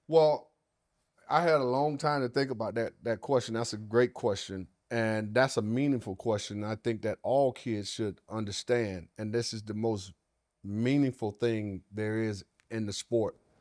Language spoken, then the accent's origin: English; the South, United States; I was raised in the South